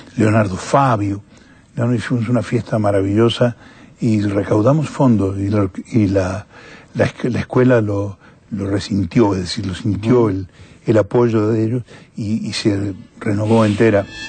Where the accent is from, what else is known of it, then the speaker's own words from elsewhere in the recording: Argentina; moved away as an adult; also born or lived in San Rafael, Mendoza; now in Europe; soy un cantante argentino que vive en Europa